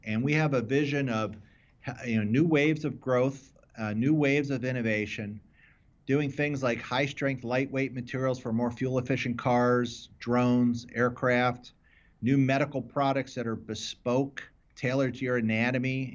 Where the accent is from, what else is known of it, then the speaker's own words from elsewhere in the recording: Philadelphia, Pennsylvania, United States; I grew up in the, in the suburbs of Philadelphia